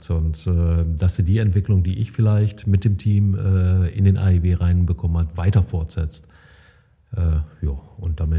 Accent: North Rhine-Westphalia, Germany; das dürften wir uns als Münsterländer öfter mal vor

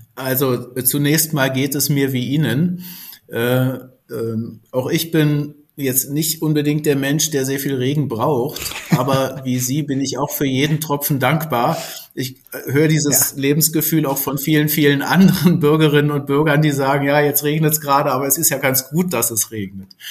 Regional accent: Germany; Als Berliner Brandenburger sozusagen ist man ja doch durch seine Region auch sehr geprägt

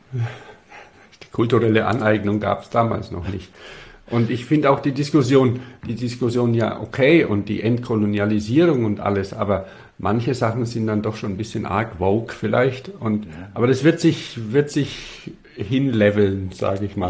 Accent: Bavaria, Germany; now in Stuttgart, Germany; als Bayer

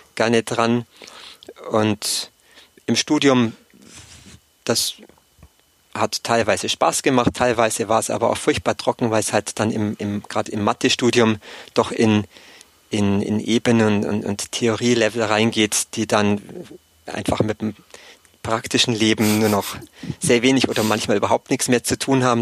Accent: Allgäu, Bavaria, Germany; moved away as an adult; also born or lived in Erlangen; Ursprünglich komme ich aus dem Allgäu, aus dem kleinen Dorf

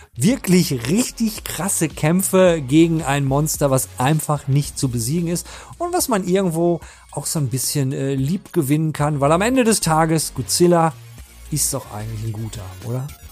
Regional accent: North Rhine-Westphalia, Germany; Ich komme aus Ostwestfalen

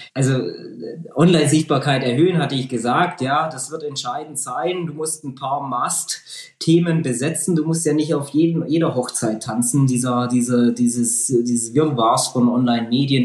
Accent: Lake Constance, Germany; now in Ulm, Germany; in meine Heimat am Bodensee

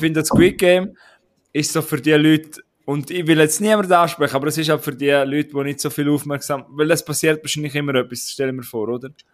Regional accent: Switzerland; wir sind auch Schweizer

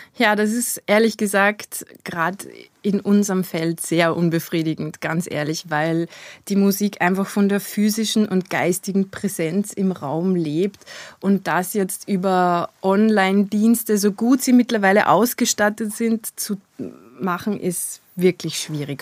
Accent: Kirchdorf/Christkirchen, Upper Austria, Austria; now in Vienna, Austria; Ich bin geboren in Oberösterreich, in Christkirchen.

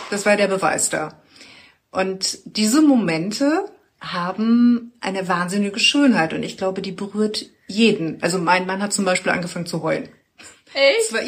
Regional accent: Bavaria, Germany; also ich komme aus Bayern und je älter ich werde, desto mehr sage ich, ja, das ist schon schön, auch wenn ich all diese Probleme sehe.

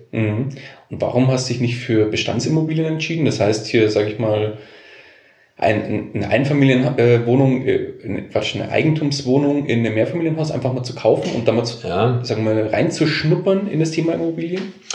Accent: Bavaria, Germany; hier bei uns in Bayern

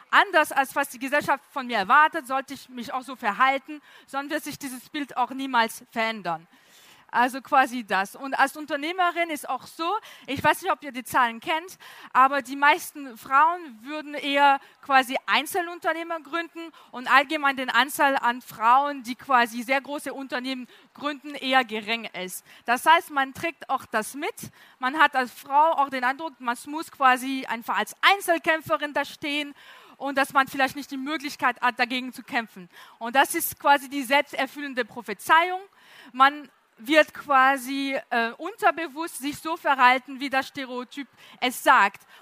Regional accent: France; German is a second language; Äh, wie man hören kann, komme ich aus Frankreich, kann man sehr deutlich hören.

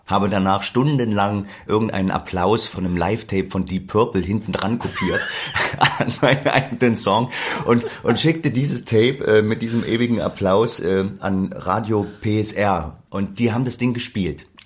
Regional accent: Leipzig, Saxony, Germany; ich bin aufgewachsen in Leipzig-Grünau. Leipzig-Grünau ist so eine typische

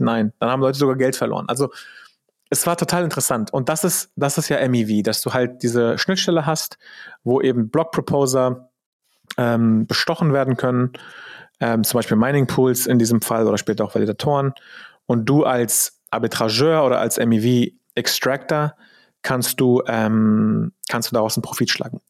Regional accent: Germany; als Deutscher

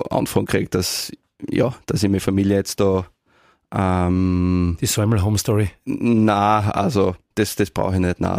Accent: Neumarkt, Styria, Austria; now in Graz, Austria; ich bin Obersteirer, ich fühle mich sehr, sehr wohl, ich fühle mich ein Graz wohl, aber meine Heimat äh, ähm, ist Neumarkt

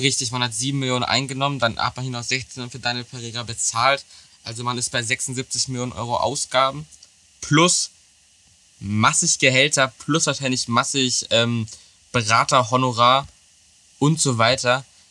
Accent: Germany; als Deutscher

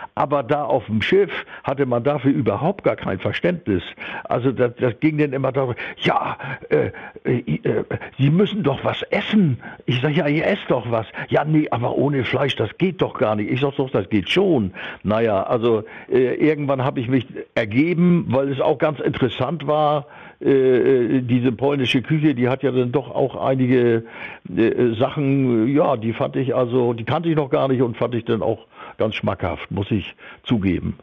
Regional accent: Hamburg, Germany; wir waren ja so, als Jugendliche in Hamburg auf St. Pauli äh, Rock'n'Roll-Fans

